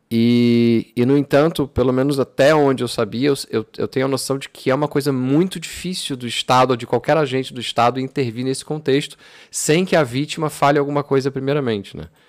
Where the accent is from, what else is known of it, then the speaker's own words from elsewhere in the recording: Brazil; moved away as an adult; now in Portugal; eu cresci no Brasil, eu cresci com, com certas coisas que eram muito claras